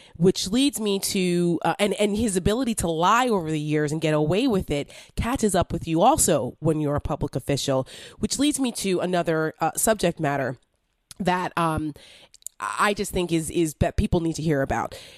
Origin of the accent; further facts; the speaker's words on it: New Jersey, United States; I'm from New Jersey. I don't know if you knew that, but I'm from Jersey.